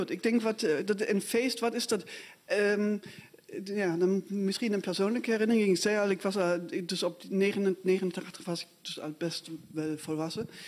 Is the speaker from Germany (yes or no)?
yes; Dresden, Saxony, Germany; moved away as an adult; Ehm, ja, ik ben in Dresden opgegroeid. Ik ben eh, eh, jaargang 67, dus ik was ook al, eh, zeg maar bewust daarmee bezig. Alleen ik was toen inderdaad al weg. Ik ben in 87 weggegaan. Daar was ik 19.